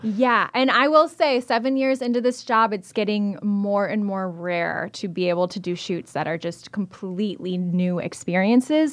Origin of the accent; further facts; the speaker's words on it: Evansville, Wisconsin, United States; also born or lived in Oshkosh, Wisconsin; I was born and raised in South Central Wisconsin. I'm from Evansville in Rock